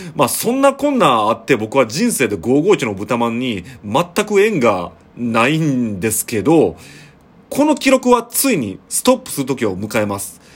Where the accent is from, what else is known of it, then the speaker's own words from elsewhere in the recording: Shiga, Japan; also born or lived in Osaka; 僕は滋賀県出身というか、まあ、 滋賀県育ちですね